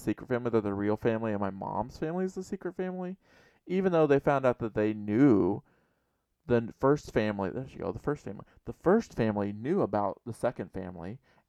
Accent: Oklahoma, United States; And I was adopted. And I was born in 1966. and I'm from Oklahoma.

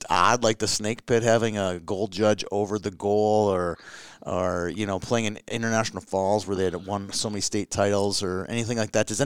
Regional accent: Hibbing, Minnesota, United States; You know, growing up in Hibbing, um, you know, you you had Scott

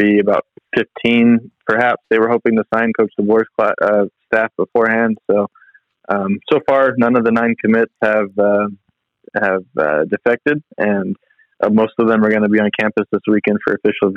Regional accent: Fresno, California, United States; I grew up around Bulldog Stadium, I did as well in Selland Arena and later the Save Mart Center

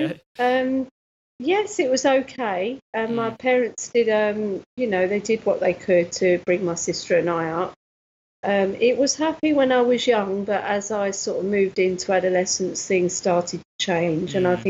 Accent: Nottingham, East Midlands, United Kingdom; born there; also born or lived in Cyprus; my parents are from Nottingham, mm-hmm. and my father was in the Air Force, so okay. I was born in Nottingham. And then we went to, he was stationed in Cyprus

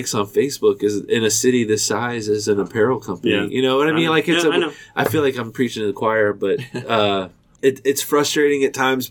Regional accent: St. Bernard, Ohio, United States; I grew up in St. Bernard, so I was never far from downtown

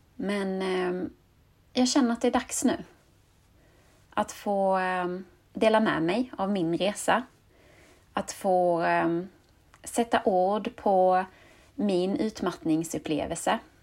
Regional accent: Skåne, Sweden; accent: Scanian; jag är uppvuxen och bosatt i Skåne

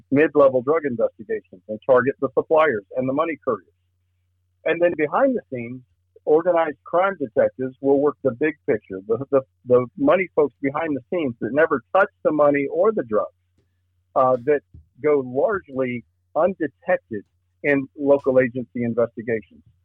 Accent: Lakeland, Florida, United States; moved away as an adult; also born or lived in Miami; now in Clay County, United States; working in Polk County as a deputy sheriff, where I grew up. Uh, I, my hometown was Lakeland.

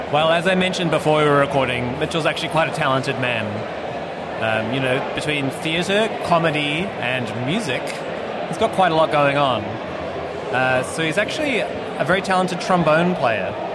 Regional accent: New Zealand; also born or lived in United States; now in Australia; I'm from New Zealand

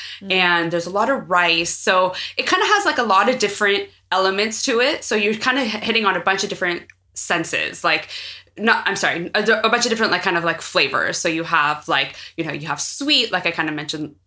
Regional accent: San Francisco, California, United States; I was born here in San Francisco. I've lived in the United States my whole life

